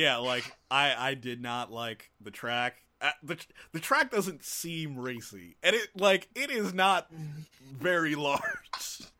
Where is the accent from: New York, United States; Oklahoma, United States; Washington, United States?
New York, United States; New York City; I'm not excited that the season finale is in New York. I'm sorry. My hometown does not need this.